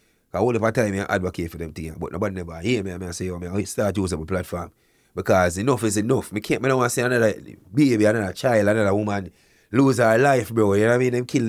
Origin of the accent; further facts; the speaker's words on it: Canada; also born or lived in Jamaica; As a Jamaican, born in Jamaica, grew up here in Canada